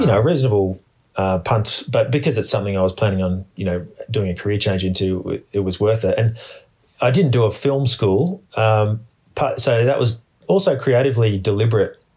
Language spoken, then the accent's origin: English; Australia; born or raised there